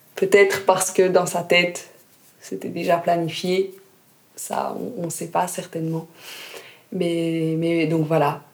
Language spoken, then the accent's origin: French; Jura, Switzerland; moved away as an adult; also born or lived in Lausanne; je suis partie du Jura où j'avais passé toute mon enfance, toute ma scolarité